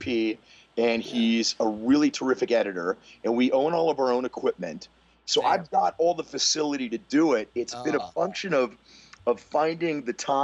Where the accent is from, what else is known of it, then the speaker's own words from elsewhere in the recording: New Castle, Pennsylvania, United States; moved away as an adult; I'm from Newcastle, Pennsylvania, which is in western Pennsylvania, about 45 minutes outside of Pittsburgh